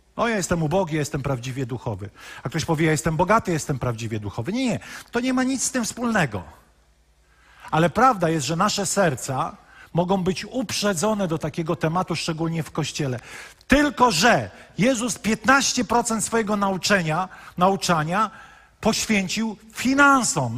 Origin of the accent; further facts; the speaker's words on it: Poland; wychowaliśmy się w katolickim kraju